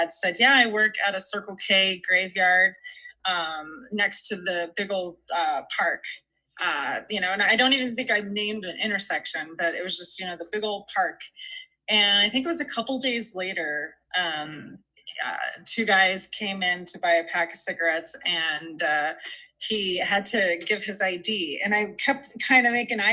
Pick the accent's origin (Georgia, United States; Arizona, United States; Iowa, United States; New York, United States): Arizona, United States; Tucson; I'm from Tucson